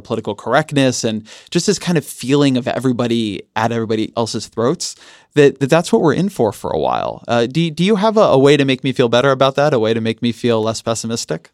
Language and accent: English; California, United States; I'm a Californian